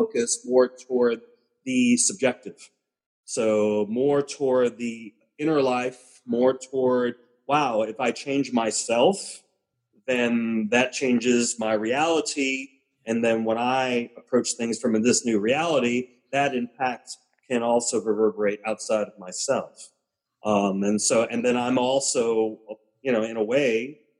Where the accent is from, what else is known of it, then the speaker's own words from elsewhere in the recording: New York City, New York, United States; I was born and raised in the South Bronx, so Puerto Rican. You know, my family came from Puerto Rico